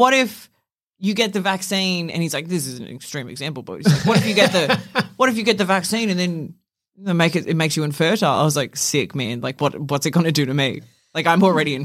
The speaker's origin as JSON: {"language": "English", "country": "Australia", "said": "as an Australian"}